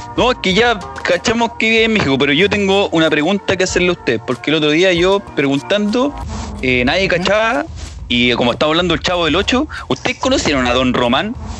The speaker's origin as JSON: {"language": "Spanish", "town": "Puente Alto", "region": "Santiago Metropolitan Region", "country": "Chile", "tie": "born or raised there", "also_born_or_lived": "La Pincoya, Santiago", "said": "yo pasé mi infancia, bueno, aquí en La Pincoya y pasé mi infancia allá en Puente Alto"}